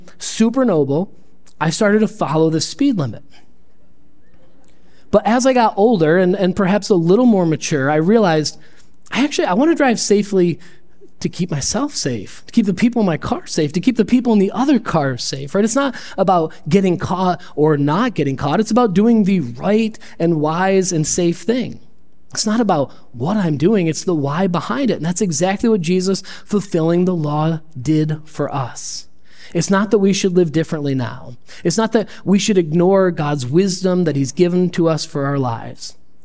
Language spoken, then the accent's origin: English; Perry, United States; now in Rochester, United States; I grew up in Perry